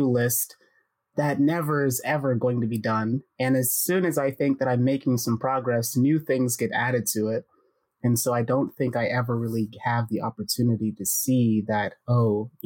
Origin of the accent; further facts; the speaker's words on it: United States; as an American